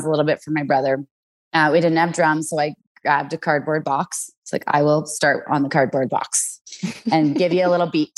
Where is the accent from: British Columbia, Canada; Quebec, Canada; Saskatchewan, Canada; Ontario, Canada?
British Columbia, Canada; Vancouver; moved away as an adult; now in Cranbrook, Canada; I grew up in Vancouver, BC